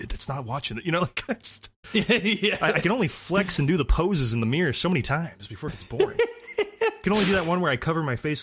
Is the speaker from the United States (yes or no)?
yes; United States; an American citizen